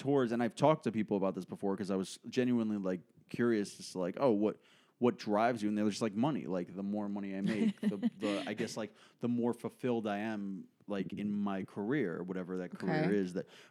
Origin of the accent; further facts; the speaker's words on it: New York City, New York, United States; People like actually shocked that I was born in New York when they meet me.